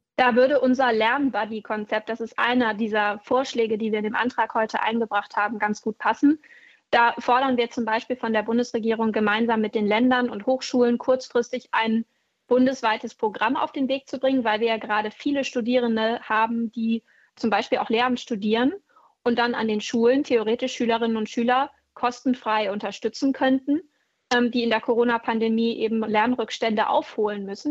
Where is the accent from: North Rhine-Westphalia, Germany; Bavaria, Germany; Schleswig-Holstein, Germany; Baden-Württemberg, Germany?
Schleswig-Holstein, Germany; bei uns in Schleswig-Holstein